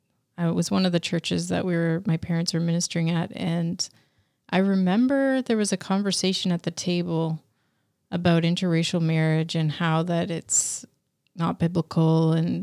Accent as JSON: {"language": "English", "country": "Canada", "said": "And I don't think I even understood the history because I was a kid and we're from Canada"}